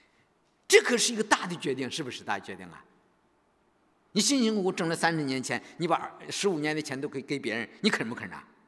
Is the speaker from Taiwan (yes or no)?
no; China; 我们中国人